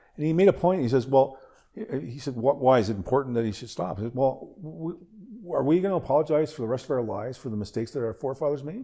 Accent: Nova Scotia, Canada; I was born in yeah. Nova Scotia

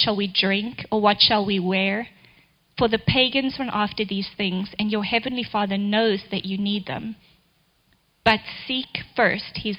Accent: South Africa; now in Kansas City, United States; I totally had to learn how to drive in the snow in Kansas City when I moved here from South Africa, where I think it maybe snowed the day I was born

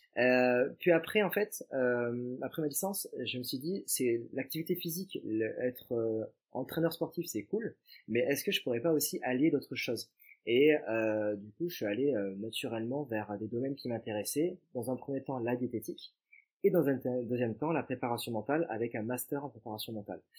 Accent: Montpellier, Occitania, France; je suis originaire de Montpellier, natif de Montpellier

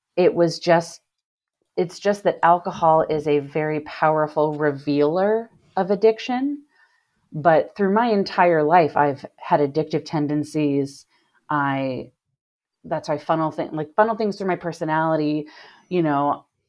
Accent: Cincinnati, Ohio, United States; moved away as an adult; now in Chicago, United States; I grew up in Cincinnati, Ohio.

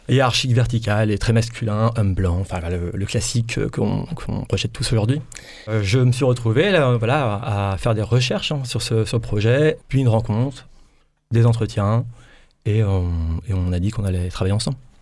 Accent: Brittany, France; moved away as an adult; now in Provence-Alpes-Côte d'Azur, France; je suis breton d'origine. Comme tout breton, on migre beaucoup. Donc, euh, je me retrouve en région PACA depuis trois ans

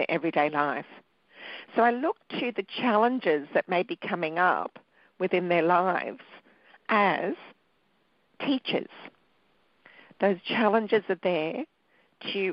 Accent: Australia; also born or lived in Sri Lanka; I was born in Sri Lanka, which is a little island off the bottom of India. And I came to Australia when I was 2

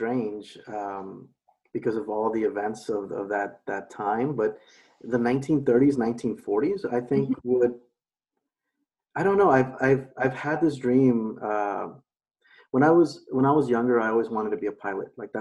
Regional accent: Los Angeles, California, United States; I was born and raised in Los Angeles, mm-hmm. in San Fernando Valley area for the most part

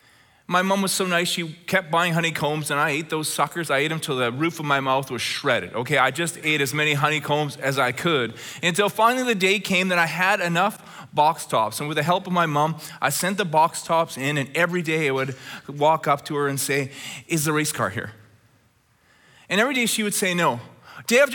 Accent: Red Deer, Alberta, Canada; when I was a little boy growing up in Red Deer, Alberta.

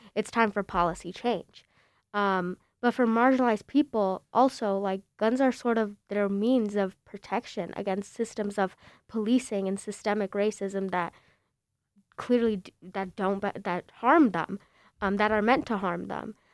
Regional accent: Bloomingdale, Illinois, United States; also born or lived in Chicago; I'm from Bl-, L-, you know Roselle, Bloomingdale

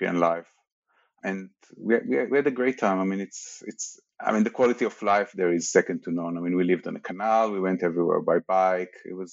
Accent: Israel; moved away as an adult; I grew up in Israel

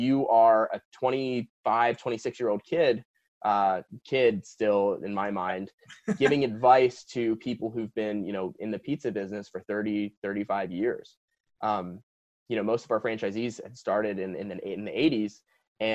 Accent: East Coast, New Jersey, United States; moved away as an adult; also born or lived in Princeton, New Jersey / Ann Arbor, Michigan / New York; now in Los Angeles, United States; I was born and raised on the East Coast

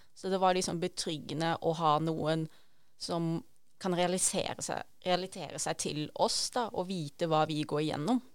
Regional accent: Arendal, Agder, Norway; moved away; Jeg kommer jo egentlig fra Arendal, Sørlandet

